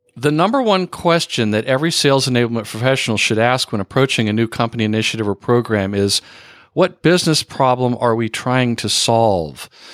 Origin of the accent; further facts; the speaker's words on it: Texas, United States; I went to high school in Texas